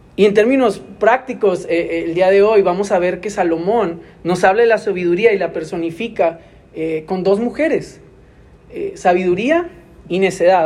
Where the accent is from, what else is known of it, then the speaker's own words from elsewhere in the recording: Monterrey, Nuevo León, Mexico; yo soy de aquí, de Monterrey, pero yo recuerdo la primera vez que tuve que dejar mi casa vivir aquí mismo en la ciudad